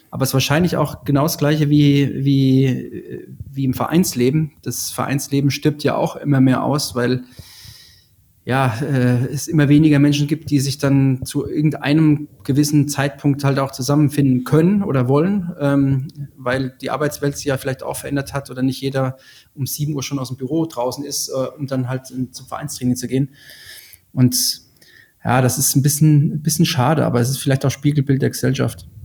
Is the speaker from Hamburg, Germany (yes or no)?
no; Hesse, Germany; aus meiner Heimat, äh, aus dem Vogelsberg, also 100 Kilometer nördlich von Frankfurt, da gab es in einem Kaff, ich komme aus einem Kaff mit 1000 Einwohnern